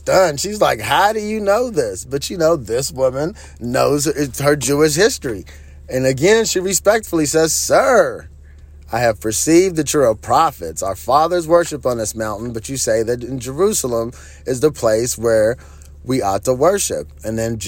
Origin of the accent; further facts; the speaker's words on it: Nigeria; I grew up in Nigeria, and in certain parts, you did have to walk.